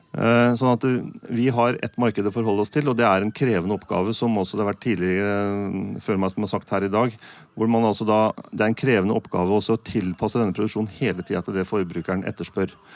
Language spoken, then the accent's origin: Norwegian; Østfold, Norway; nå kommer jeg fra Østfold, da. Jeg bor 10 km, nei, unnskyld, 5 km rett øst for Svinnsundsbrua